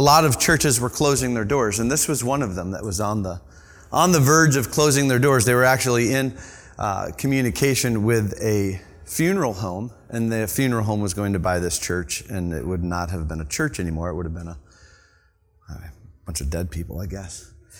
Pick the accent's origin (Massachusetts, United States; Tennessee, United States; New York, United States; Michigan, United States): Michigan, United States; I am actually from Michigan. Anybody from Michigan? I mean, Michigan's pretty cool.